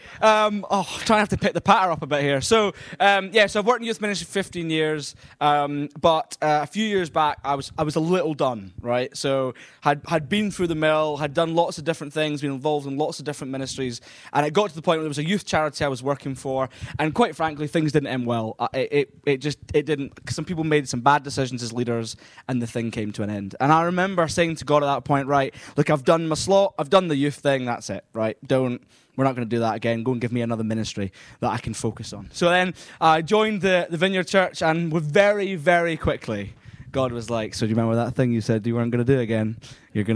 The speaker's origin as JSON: {"language": "English", "region": "Scotland", "country": "United Kingdom", "said": "I am from Scotland"}